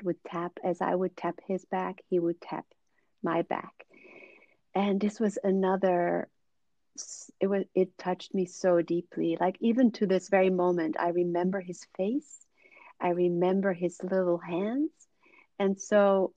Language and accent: English; Suriname; also born or lived in Netherlands; I was born in the Netherlands, but they moved to Suriname in South America when I was a child. And so I grew up there